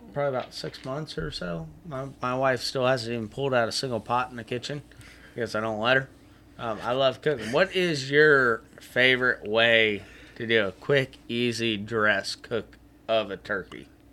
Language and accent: English; Apopka, Florida, United States; I grew up back in Apopka going and chasing and catching roosters